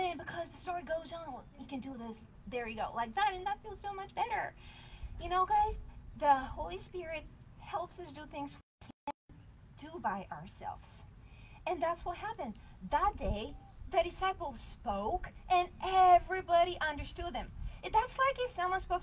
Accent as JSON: {"language": "English", "country": "Bulgaria", "first_language": "Bulgarian", "second_language": "English", "moved": "yes", "said": "my language is Bulgarian because I'm from Bulgaria"}